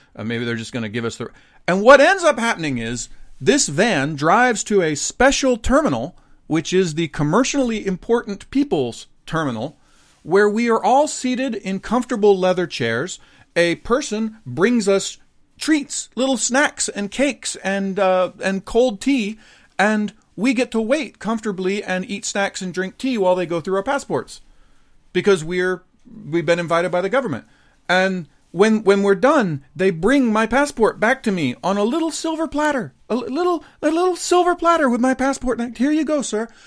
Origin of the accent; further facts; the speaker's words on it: United States; now in Japan; I grew up in America during the Cold War